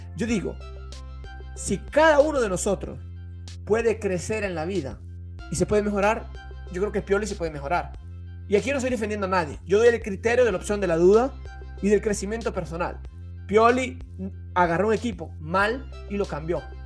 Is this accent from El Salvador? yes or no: yes; El Salvador; now in Italy; Yo soy salvadoreño